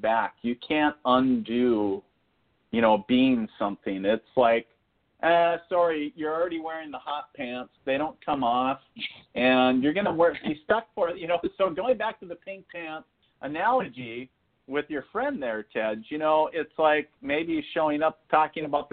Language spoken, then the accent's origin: English; northern Minnesota, United States; also born or lived in eastern North Dakota; now in North Dakota, United States; I'm originally from northern Minnesota up on the Canadian border. That's where I was born and raised